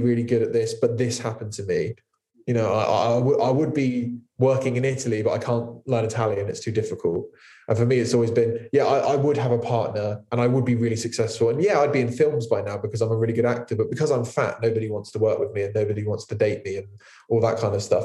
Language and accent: English; Poole, South West England, United Kingdom; it's where I grew up. Poole's like my hometown